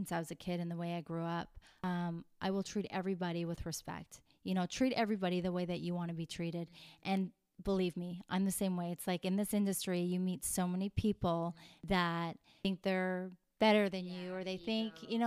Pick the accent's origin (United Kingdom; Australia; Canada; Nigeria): Canada; Vauxhall, Alberta; moved away as an adult; now in Los Angeles, United States; I'm a Canadian girl who grew up on a farm